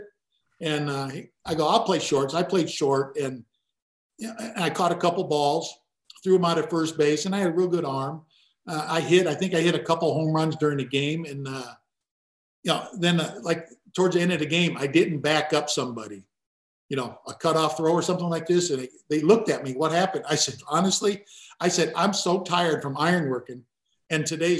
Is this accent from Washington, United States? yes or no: no; Gary, Indiana, United States; I grew up in Gary, Indiana